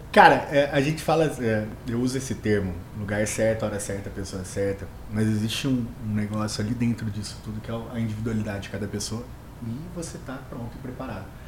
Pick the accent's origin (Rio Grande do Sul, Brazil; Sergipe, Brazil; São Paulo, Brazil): São Paulo, Brazil; Mococa; accent: interior de São Paulo; also born or lived in Jardinópolis; now in Ribeirão Preto, Brazil; sou natural de Mococa, mas moro em Ribeirão Preto já há um tempo. Morei em algumas cidades como Jardinópolis, enfim, tudo interior ali de São Paulo. Por isso do sotaque